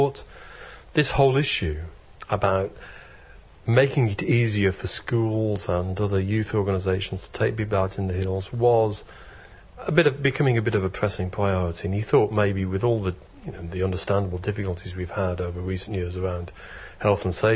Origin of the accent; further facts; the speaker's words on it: Birmingham, West Midlands, United Kingdom; I come from Birmingham